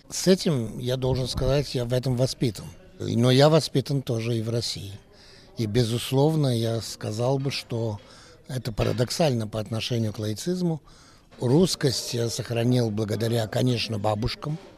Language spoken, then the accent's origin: Russian; France; born there; Так что вот и устроились во Франции, я родился во Франции.